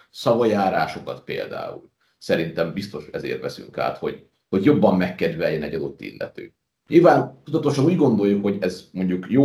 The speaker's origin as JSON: {"language": "Hungarian", "country": "Hungary", "said": "Tehát, hogy én ha magyarként elmegyek ö, túloldalra, Szlovákiába"}